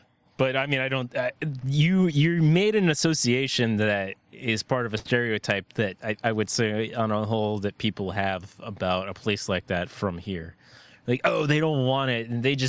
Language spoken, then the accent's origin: English; Virginia, United States; moved away; When I was growing up in Virginia